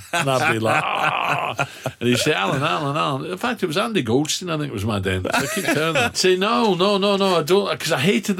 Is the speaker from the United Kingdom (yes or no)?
yes; Glasgow, Scotland, United Kingdom; Because when I grew up in Glasgow, the water's soft, right?